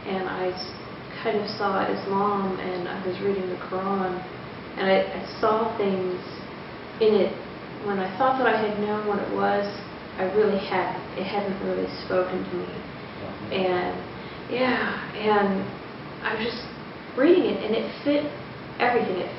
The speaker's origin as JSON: {"language": "English", "region": "New England", "country": "United States", "tie": "born or raised there", "said": "I was born in New England and I was raised Unitarian Universalist"}